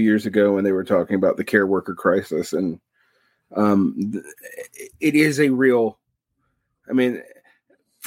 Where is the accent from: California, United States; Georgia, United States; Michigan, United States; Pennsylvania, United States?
Georgia, United States; Macon; now in Utah, United States; my hometown, Macon, Georgia, mill town to military town to now just hospitals and schools.